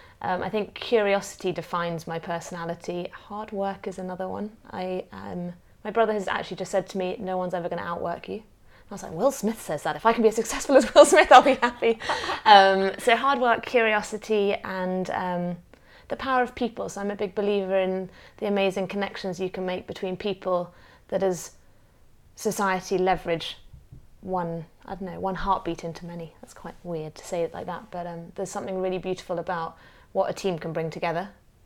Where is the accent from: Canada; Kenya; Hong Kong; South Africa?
Hong Kong; also born or lived in Australia / Zimbabwe; born into a family that was a bit of Australia, a bit of Zimbabwe, British. Age 5, we moved to Hong Kong as a family.